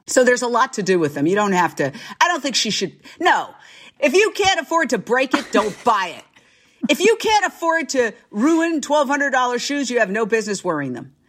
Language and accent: English; New York, United States; moved away as an adult; also born or lived in Fort Myers, Florida / Minneapolis / Philadelphia / Los Angeles; I went back to my hometown, New York